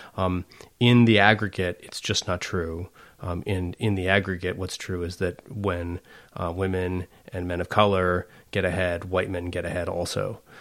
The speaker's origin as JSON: {"language": "English", "town": "McMinnville", "region": "Oregon", "country": "United States", "tie": "born or raised there", "said": "I grew up in McMinnville"}